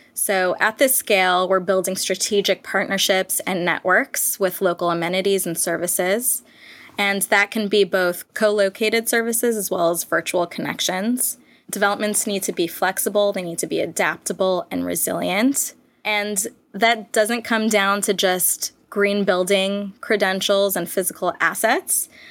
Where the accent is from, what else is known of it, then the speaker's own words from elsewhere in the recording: Southern California, United States; I was born and raised in Southern California. I'm based in Los Angeles.